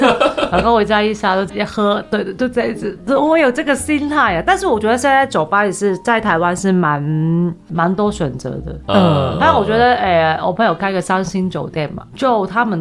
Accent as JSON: {"language": "Chinese", "country": "Hong Kong", "moved": "yes", "lives_now": "Taiwan", "said": "有一个事情呢，我们香港人不好意思插嘴，因为呃，香港人喝汤是不会吃里面的"}